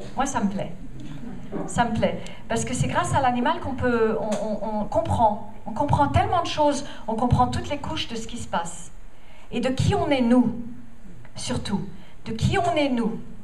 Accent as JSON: {"language": "French", "country": "United States", "second_language": "French", "moved": "yes", "said": "Je viens des États-Unis"}